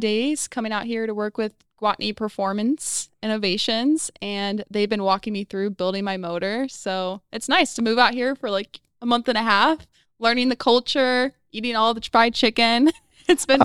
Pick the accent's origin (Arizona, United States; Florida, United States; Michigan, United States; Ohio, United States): Arizona, United States; Phoenix; also born or lived in Chicago, Illinois; I was born in Chicago, but I was raised in Phoenix, Arizona, way out in the hot weather